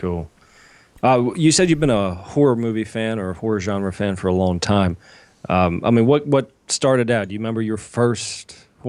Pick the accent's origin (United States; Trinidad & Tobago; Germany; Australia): United States; West Sunbury, Pennsylvania; moved away; Western Pennsylvania. It's one of the small towns at the highest point. It's called West Sunbury.